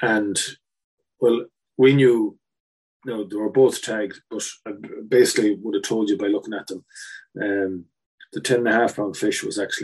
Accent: Enniscorthy, Leinster, Ireland; moved away; my hometown of Enniscorthy

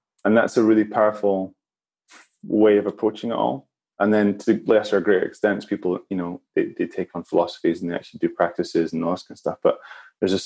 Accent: Edinburgh, Scotland, United Kingdom; I grew up in Edinburgh

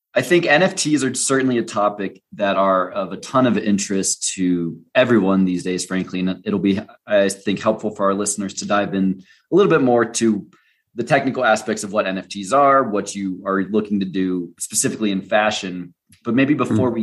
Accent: United States; as an american traveling abroad

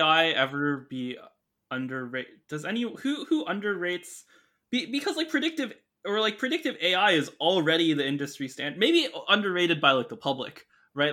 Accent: Canada; I grew up in Canada

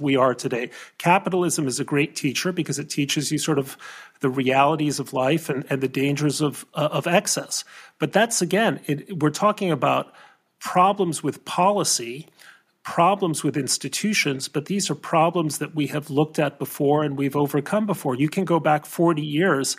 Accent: Mexico; now in United States; I grew up in Mexico, and when I grew up in Mexico, debt was very hard to obtain.

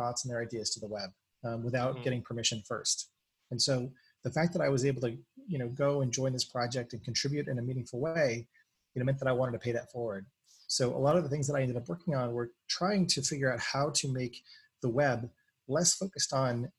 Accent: New England, United States; moved away; also born or lived in San Francisco; I grew up in New England

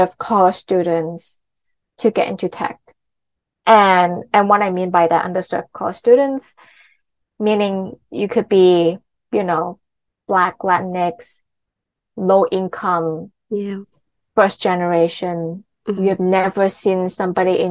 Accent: Hong Kong; I'm from Hong Kong

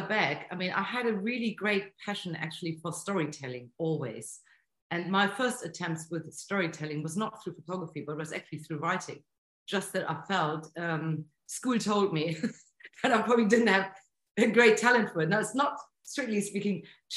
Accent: Bremen, Germany; moved away; also born or lived in Bournemouth; my hometown, Bremen, in North Germany

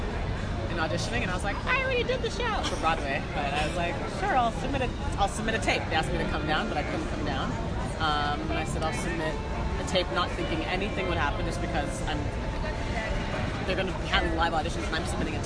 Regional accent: Toronto, Ontario, Canada; moved away as an adult; now in United States; I'm from Toronto

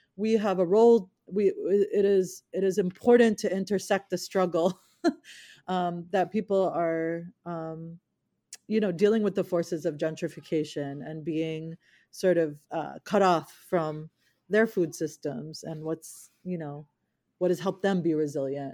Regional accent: United States; I was a kid from America, and I didn't have the memories in that homeland that my parents did

